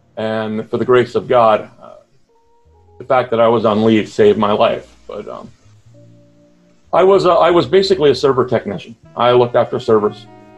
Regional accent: Burlington, Ontario, Canada; I'm from Burlington, Ontario, Canada, which is about, which is a suburb of Toronto, about maybe an hour outside of the main city. Mm-hmm. I'm retired.

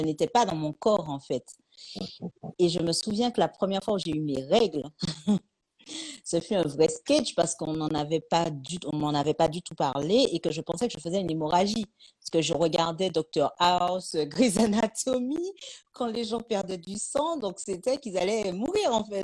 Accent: Martinique; also born or lived in Paris / Lyon; now in Toulouse, France; d'où je viens, je viens de Martinique

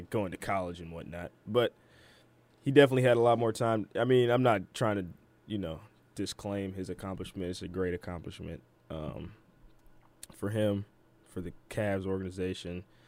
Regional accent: Detroit, Michigan, United States; my hometown team, the Detroit Pistons

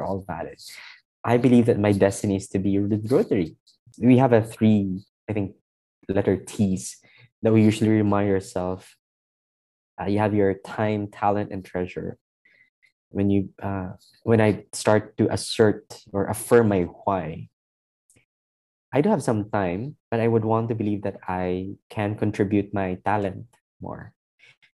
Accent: Iloilo City, Western Visayas, Philippines; moved away as an adult; I came from a two-week visit from my hometown in Iloilo

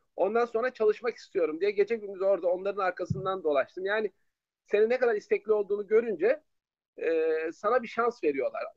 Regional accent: İzmir, Turkey; Doğma büyüme İzmirliyim.

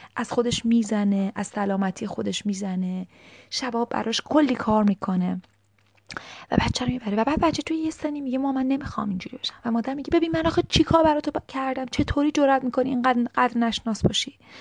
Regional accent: Iran; از تو فرهنگ ایرانی بزرگ شدیم

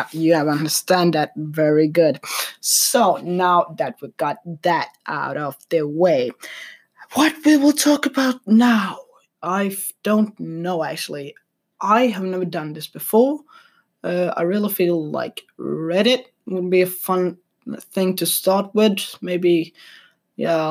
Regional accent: Sweden; I'm from Sweden

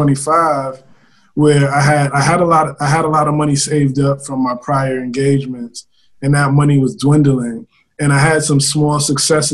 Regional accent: New York City, New York, United States; also born or lived in Harlem; I'm almost as much from Harlem as I am from the Bronx

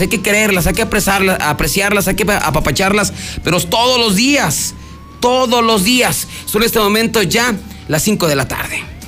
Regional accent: Aguascalientes, Mexico; somos así los de Aguascalientes

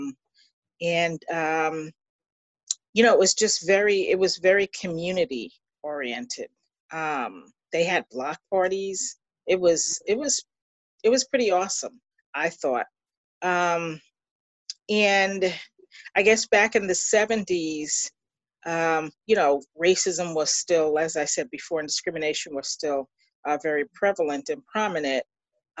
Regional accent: Long Island, New York, United States; also born or lived in Queens; I was born on Long Island and was on Long Island for about 12 years and then moved to Queens

